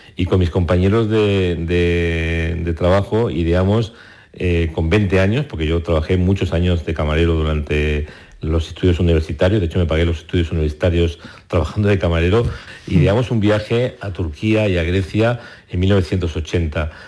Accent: Barcelona, Catalonia, Spain; also born or lived in Córdoba; Yo nací en Córdoba, pero antes de cumplir los tres años eh, nos fuimos a Barcelona

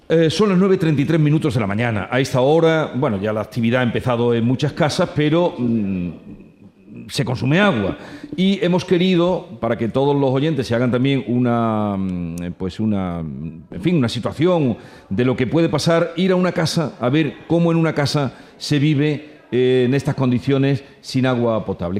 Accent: Villanueva de Córdoba, Andalusia, Spain; jarotes le llaman a los que somos de Villanueva de Córdoba, porque yo soy de este pueblo

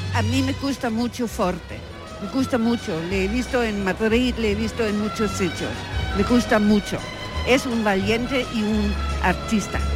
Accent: Faroe Islands; Spanish is a second language; moved away as an adult; also born or lived in Denmark; now in Andalusia, Spain; soy de Islas Feroes

